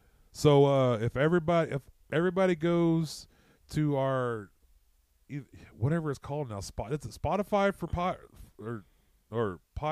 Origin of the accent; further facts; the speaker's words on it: Fairfax, Oklahoma, United States; I grew up in Fairfax, Oklahoma.